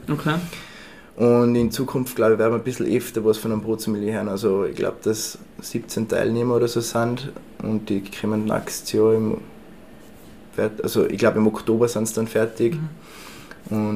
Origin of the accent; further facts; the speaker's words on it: Tyrol, Austria; Das, also ich wollte ihnen was typisch Tirolerisches bringen natürlich